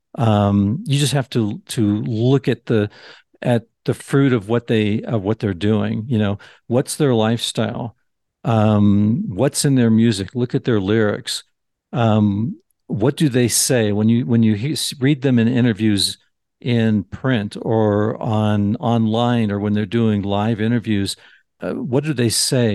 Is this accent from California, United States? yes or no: yes; Southern California, United States; growing up in Southern California